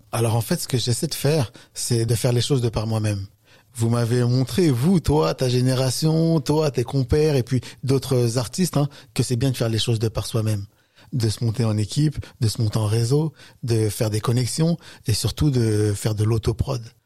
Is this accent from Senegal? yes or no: no; France; je suis français, je suis né en France